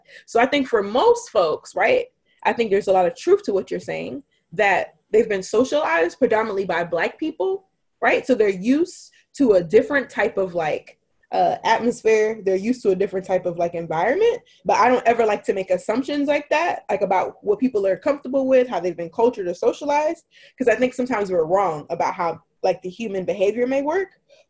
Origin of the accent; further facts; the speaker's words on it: United Kingdom; born there; No, I was born in the United Kingdom.